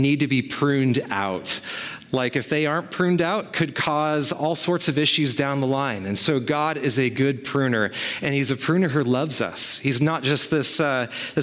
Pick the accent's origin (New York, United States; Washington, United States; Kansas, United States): Washington, United States; Sequim; my hometown of Sequim